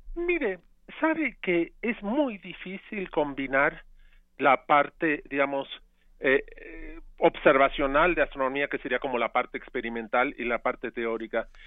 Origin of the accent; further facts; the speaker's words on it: Argentina; now in Mexico; yo crecí en parte en Argentina